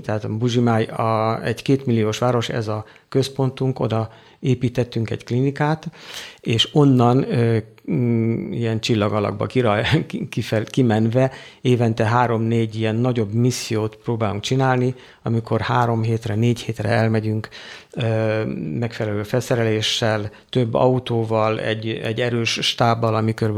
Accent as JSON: {"language": "Hungarian", "country": "Hungary", "moved": "as an adult", "lives_now": "Africa", "said": "én magyar vagyok, én itthon van a szívem egy jó része"}